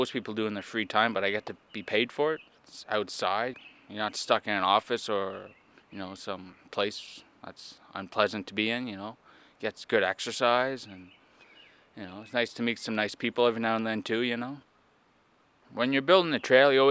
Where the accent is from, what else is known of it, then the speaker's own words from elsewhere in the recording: Quebec, Canada; I'm from Casabajwa, Quebec